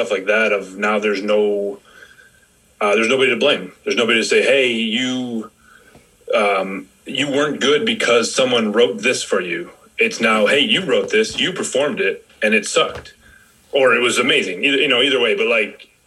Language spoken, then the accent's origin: English; Rochester, New York, United States; in Rochester